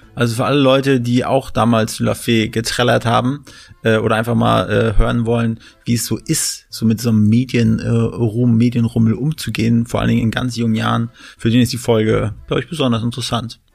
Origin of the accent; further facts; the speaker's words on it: near Schwerin, Mecklenburg-Vorpommern, Germany; now in Berlin, Germany; Wir sind aus MacPom, aus der Nähe von Schwerin